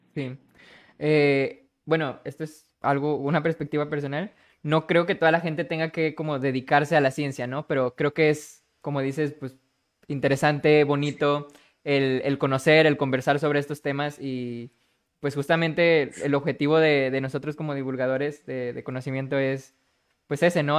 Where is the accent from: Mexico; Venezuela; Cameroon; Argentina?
Mexico; Monterrey, Nuevo León; Soy de Monterrey, Nuevo León